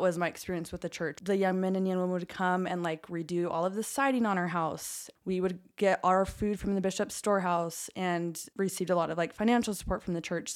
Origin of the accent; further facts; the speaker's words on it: Orem, Utah, United States; I grew up in Orem, center of Mormonism.